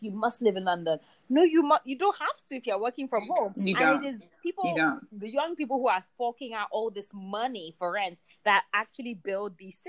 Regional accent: Lagos, Nigeria; also born or lived in United Kingdom; And, also, privilege of being Nigerian kids, your home is always your home. So even like in UK, I live with my mom anytime she was around.

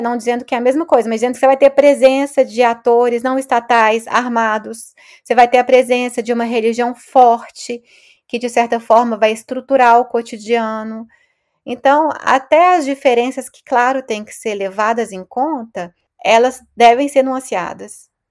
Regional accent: Belo Horizonte, Minas Gerais, Brazil; moved away as an adult; also born or lived in Rio de Janeiro; now in France; eu sou de Belo Horizonte

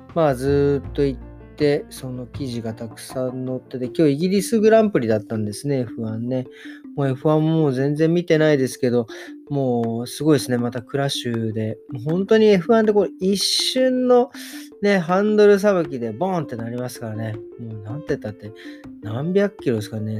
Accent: Japan; moved away; 小さい頃、日本にいた時

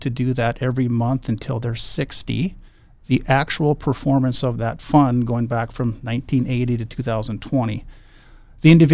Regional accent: Bismarck, North Dakota, United States; also born or lived in Dickinson, North Dakota / Grand Forks, North Dakota; I was born in Dickinson, North Dakota. We actually moved to Bismarck when I was young in first grade. So I grew up in Bismarck

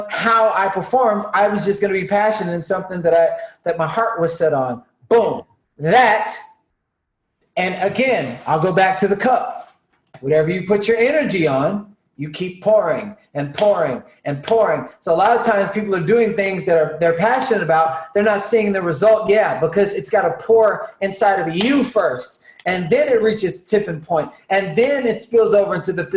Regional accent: the South, United States; Growing up in the South, eating just Salisbury steak and all the stuff that they were feeding at schools to the kids

